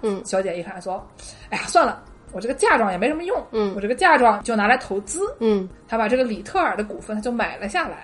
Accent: China; now in United States; 我们中国人

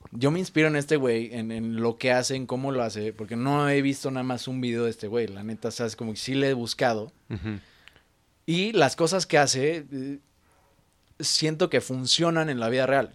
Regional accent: Mexico City, Mexico; como chilango

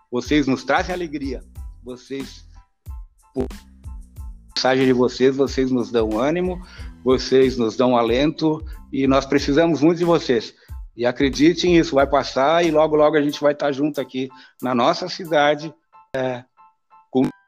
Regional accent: Feliz, Rio Grande do Sul, Brazil; Eu sou natural da Cidade Feliz.

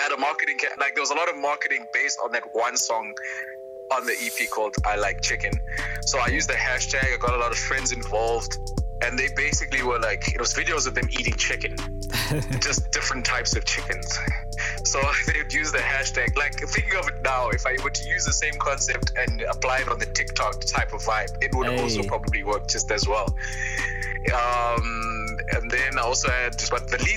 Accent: East London, Eastern Cape, South Africa; I'm from East London.

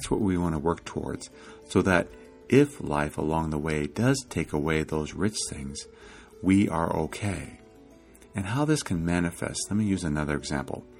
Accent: Iowa, United States; now in California, United States; I grew up in Iowa

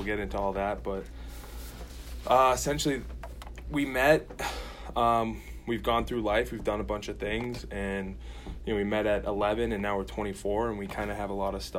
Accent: Saugus, Massachusetts, United States; I'm from Saugus, Massachusetts. I'm 24.

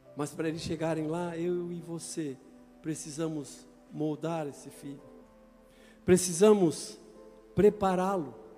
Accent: Itajaí, Santa Catarina, Brazil; Eu nasci em Itajaí

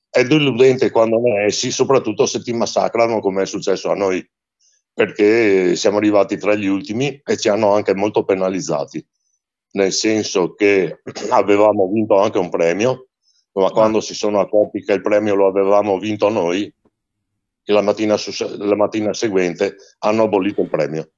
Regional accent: Venice, Veneto, Italy; quando ero ragazzino io a Venezia c'era anche una rassegna chiamata Gondola d'Oro

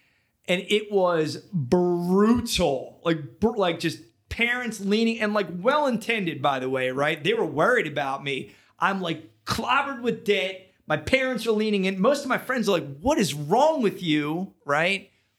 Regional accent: Philadelphia, Pennsylvania, United States; Born and raised Philadelphia, like that's kind of where, you know, where I come from.

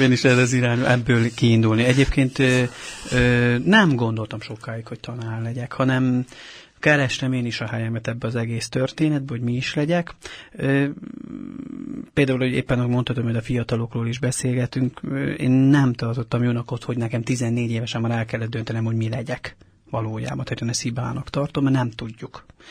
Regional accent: Kápolna, Heves, Hungary; moved away as an adult; now in Budapest, Hungary; Mi egy heves megyei kis településen nőttünk fel, ez Kápolnán van, Zegár mellett

